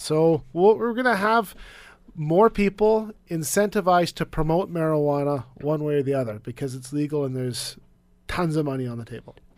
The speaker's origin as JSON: {"language": "English", "region": "British Columbia", "country": "Canada", "said": "as a British Columbian"}